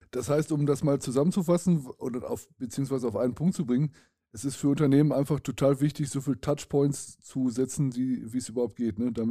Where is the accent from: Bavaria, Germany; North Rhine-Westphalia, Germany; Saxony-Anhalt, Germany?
North Rhine-Westphalia, Germany; Dortmund; Ja, ich kenne das, ich komme aus Dortmund.